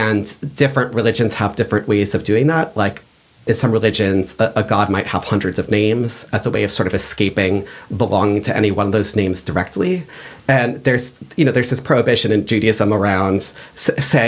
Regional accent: outside of Boston, Massachusetts, United States; I grew up here. I grew up outside of Boston

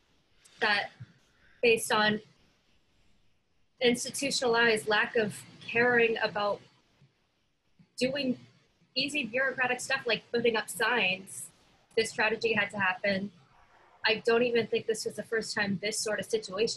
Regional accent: Vancouver, British Columbia, Canada; I'm from Vancouver, which is right on the ocean.

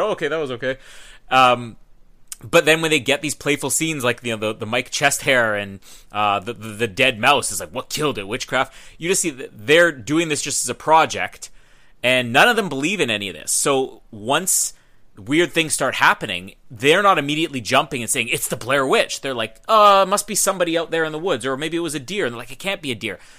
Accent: Winnipeg, Manitoba, Canada; I'm from Winnipeg

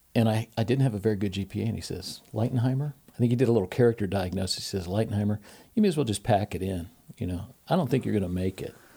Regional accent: Portsmouth, Ohio, United States; I'm originally from Portsmouth, Ohio

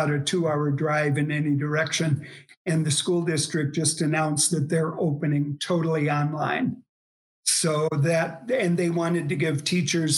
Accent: Chicago, Illinois, United States; moved away as an adult; also born or lived in Providence, Rhode Island; now in La Crosse, United States; We're originally from Chicago

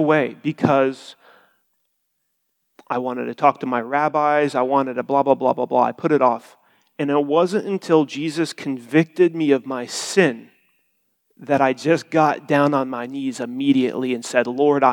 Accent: Bloomington, Indiana, United States; I'm from Bloomington, Indiana. I've been there my whole life

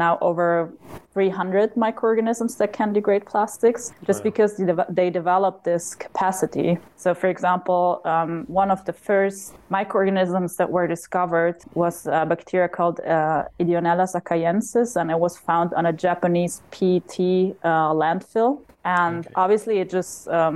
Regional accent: South Tyrol, Trentino-Alto Adige, Italy; I'm from the German-speaking part of Italy, so known as South Tyrol. Growing up in the Dolomites

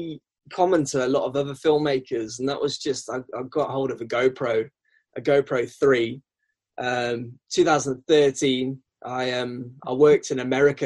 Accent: England, United Kingdom; accent: South African; Yeah, it's a twang of South African. My parents are South African. So I mean, I was born in England

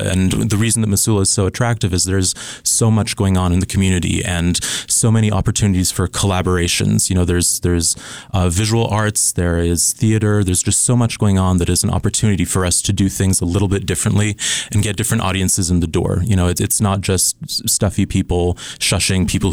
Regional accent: Switzerland; moved away; also born or lived in Scotland / Pennsylvania; I was born in Scotland and grew up in Switzerland

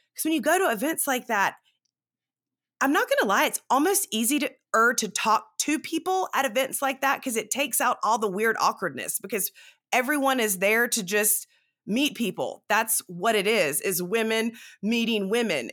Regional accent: South Carolina, United States; also born or lived in Dallas, Texas; now in Texas, United States; I am from South Carolina

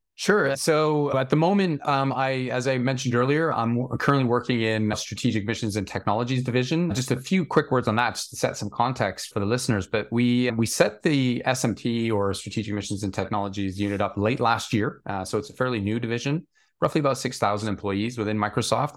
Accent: small town outside of Toronto, Ontario, Canada; moved away as an adult; now in London, United Kingdom; I grew up in a fairly small town outside of Toronto in Canada

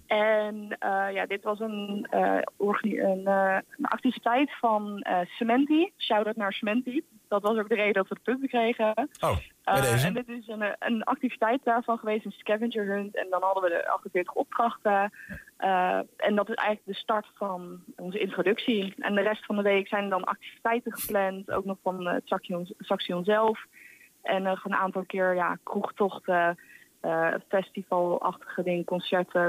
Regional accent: Arnhem, Gelderland, Netherlands; moved away as an adult; also born or lived in Maastricht; now in Enschede, Netherlands; Ik kom uit Arnhem

